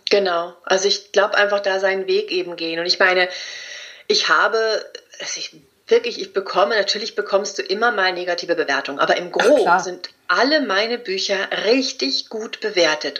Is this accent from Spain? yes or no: yes; Spain; ich bin Spanierin